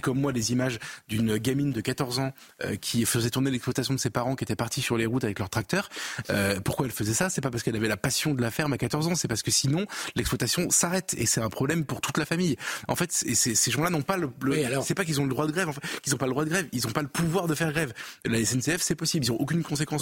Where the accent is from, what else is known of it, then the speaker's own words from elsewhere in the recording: France; en tant que Français